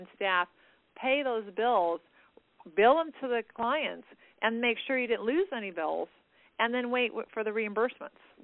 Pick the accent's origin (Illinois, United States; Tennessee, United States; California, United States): California, United States; I was born in California, so I'm a native Californian